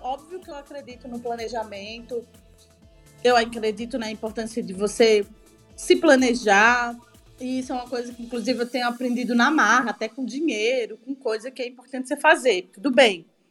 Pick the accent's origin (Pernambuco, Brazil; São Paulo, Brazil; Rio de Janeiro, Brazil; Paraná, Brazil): Pernambuco, Brazil; Recife; eu sou de Recife